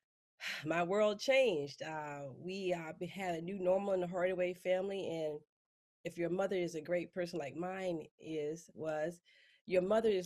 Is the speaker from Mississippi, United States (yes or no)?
yes; Mississippi, United States; moved away as an adult; I grew up in Mississippi